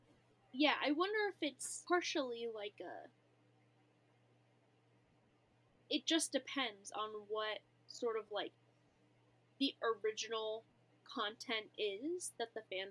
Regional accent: United States; I'm American.

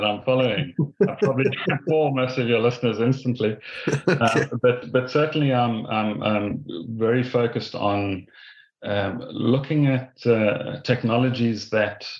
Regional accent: South Africa; moved away as an adult; also born or lived in Ireland; now in Castlebar, Ireland; being a South African

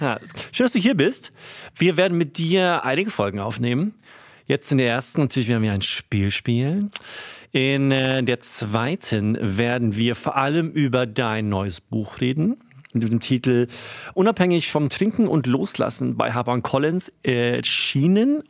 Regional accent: Sweden; moved away; aus meinem Heimatland

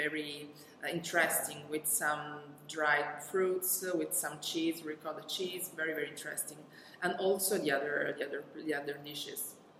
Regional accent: Catania, Sicily, Italy; I'm from Sicily. I'm from Catania.

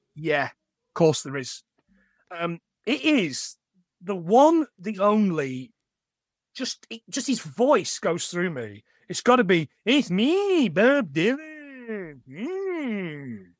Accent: East Midlands, United Kingdom; now in Carlisle, United Kingdom; I'm from the East Midlands, I don't bang on about it a lot, but I am. I'm not from the North, and I'm not from the South

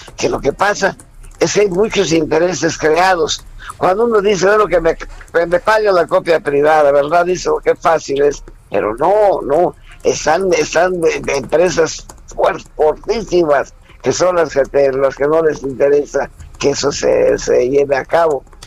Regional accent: Mérida, Yucatán, Mexico; a los 12 años comienzo a trabajar en Mérida, Yucatán, con un grupo infantil con un grupo de puros muchachos de mi edad

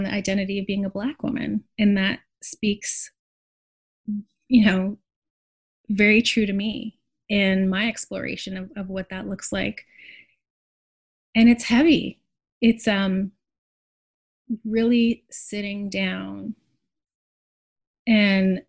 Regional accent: Montreal, Quebec, Canada; now in Brooklyn, United States; the place where I grew up in Montreal as a child

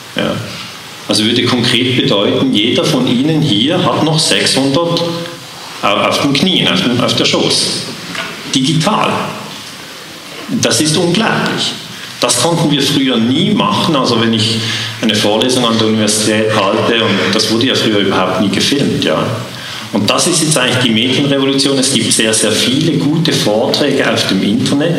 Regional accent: Switzerland; accent: Swiss; Ich bin Schweizer. Man hört es im Akzent

